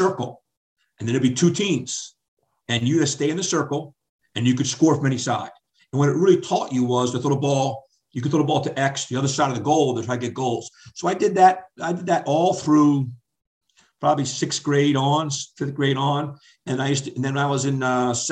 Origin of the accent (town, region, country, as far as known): West Hartford, Connecticut, United States; born or raised there; also born or lived in Lancaster, Pennsylvania; now in Annapolis, United States